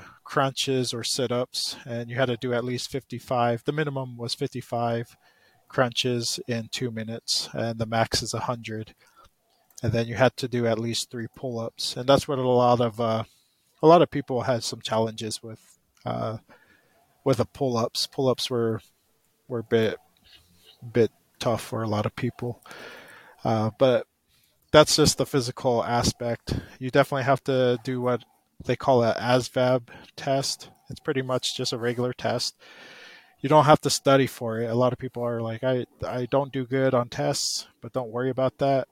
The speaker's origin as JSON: {"language": "English", "region": "Utah", "country": "United States", "tie": "born or raised there", "also_born_or_lived": "California", "said": "I was born and raised here in Utah."}